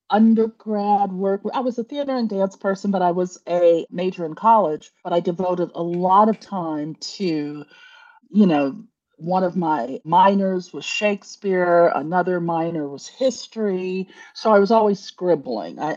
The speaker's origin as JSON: {"language": "English", "region": "Midwest", "country": "United States", "also_born_or_lived": "Chicago / New York / Washington, D.C.", "lives_now": "Savannah, United States", "said": "I was originally from the Midwest, spent many years in Chicago, lived in New York, lived okay. in Washington, D.C., and now I'm in the warmth and luxurious Savannah, Georgia."}